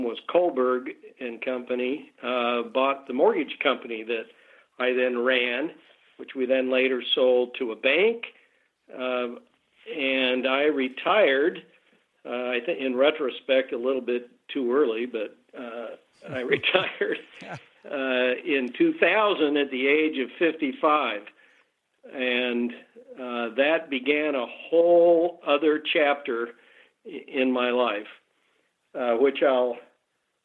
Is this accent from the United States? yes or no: yes; Salt Lake City, Utah, United States; moved away as an adult; also born or lived in Los Angeles; I was born and raised in Salt Lake.